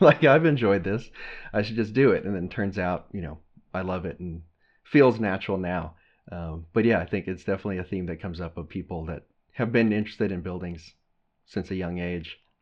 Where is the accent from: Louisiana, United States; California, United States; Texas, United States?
Texas, United States; growing up in Texas